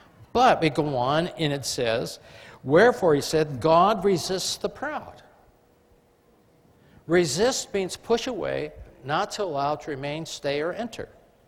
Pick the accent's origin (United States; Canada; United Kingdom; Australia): United Kingdom; England; I mean, I am English, but I flunked it in school.